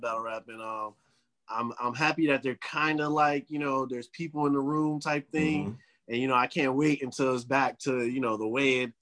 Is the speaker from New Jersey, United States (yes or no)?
yes; New Jersey, United States; I'm from Jersey